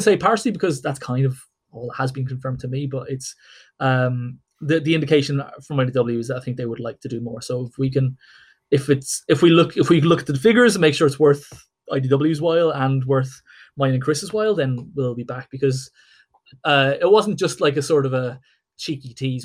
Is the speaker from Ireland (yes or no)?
yes; Ireland